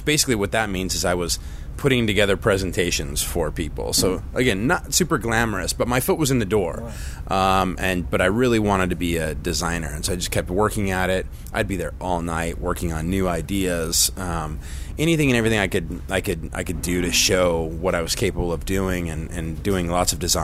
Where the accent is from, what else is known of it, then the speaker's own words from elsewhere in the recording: Southern California, United States; I grew up in Southern California